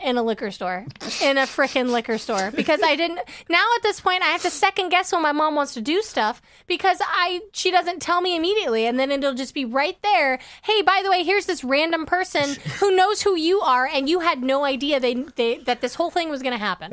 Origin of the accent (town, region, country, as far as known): Kansas, United States; born or raised there; moved away; also born or lived in Los Angeles, California